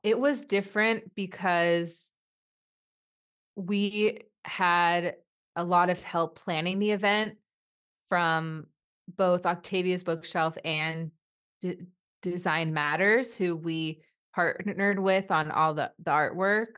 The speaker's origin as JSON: {"language": "English", "town": "Los Angeles", "region": "California", "country": "United States", "tie": "born or raised there", "also_born_or_lived": "Burbank, California", "said": "I was born and raised here in Los Angeles"}